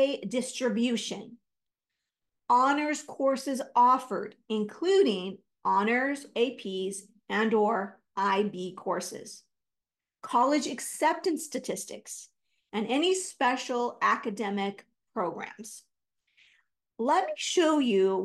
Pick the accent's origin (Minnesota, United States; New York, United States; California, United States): California, United States; I'm from California.